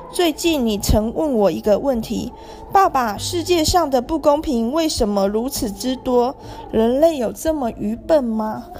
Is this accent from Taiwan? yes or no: yes; Taiwan; 我作为一个台湾人， 虽然我生，出生也没有特别富裕， 但是至少我真的从小还没有到要吃不饱饭的地步， 也没有露宿街头过